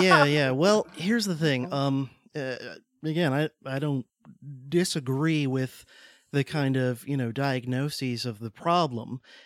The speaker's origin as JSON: {"language": "English", "region": "Deep South", "country": "United States", "said": "I'm from the South, from the Deep South"}